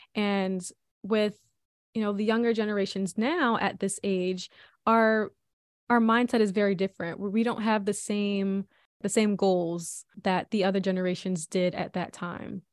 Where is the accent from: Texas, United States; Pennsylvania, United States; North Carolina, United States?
Pennsylvania, United States; Philadelphia; I was born and raised in Philly by two wonderful parents.